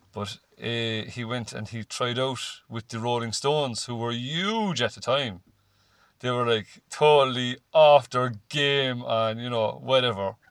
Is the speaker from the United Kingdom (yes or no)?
no; Cork, Munster, Ireland; growing up in Cork, which is you know all my life